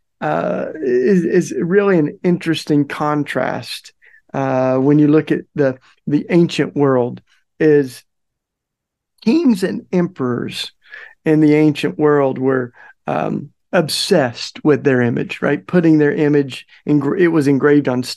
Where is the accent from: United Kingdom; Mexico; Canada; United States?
United States; the South; growing up in the South